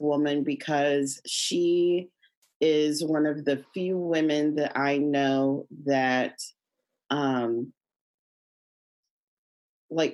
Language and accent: English; Kansas City, Missouri, United States; also born or lived in St. Louis, Missouri / New York; K through 12, went to school in Hickman Mills